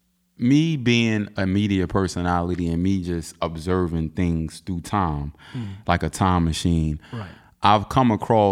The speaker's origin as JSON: {"language": "English", "country": "United States", "said": "Being as though you're from Africa and I'm from America, I always wanted to know what does that look like for you"}